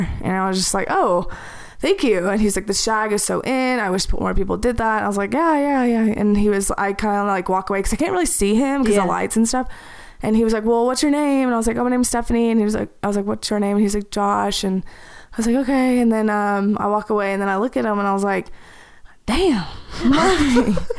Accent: the South, United States; I grew up in the South.

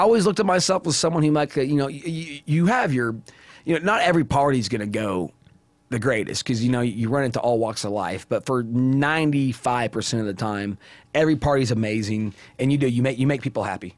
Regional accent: Indiana, United States; moved away as an adult; now in Las Vegas, United States; I come from Indiana.

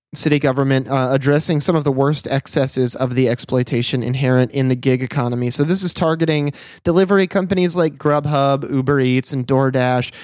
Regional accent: United States; as an American

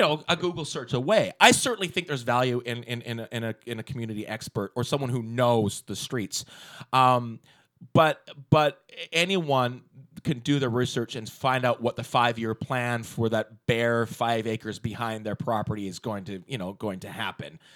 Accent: Walnut Grove, British Columbia, Canada; I grew up in Walnut Grove before there was a Walnut Grove. I grew up on a sheep farm

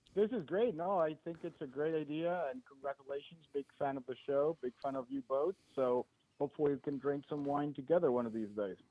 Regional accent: Mexico; I am from Mexico

